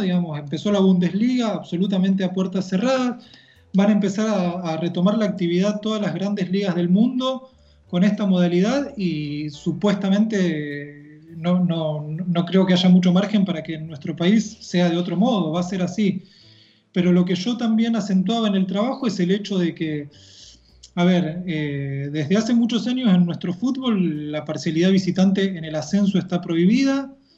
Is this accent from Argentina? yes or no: yes; Los Polvorines, Buenos Aires Province, Argentina; now in La Plata, Argentina; Yo me crié en un barrio que se llama Los Polvorines